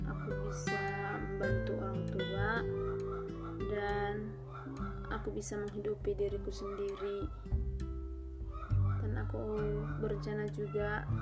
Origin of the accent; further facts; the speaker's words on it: North Sumatra, Indonesia; Aku berasal dari Sumatera Utara, SMA Negeri 1 Parlimita.